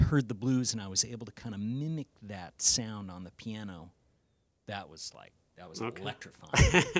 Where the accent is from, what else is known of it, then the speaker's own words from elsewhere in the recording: Arizona, United States; this young kid growing up in Arizona